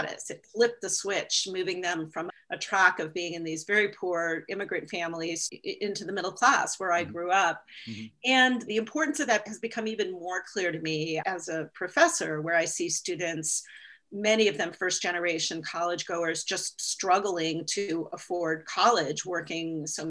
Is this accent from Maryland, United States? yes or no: no; California, United States; I grew up in California in the 1970s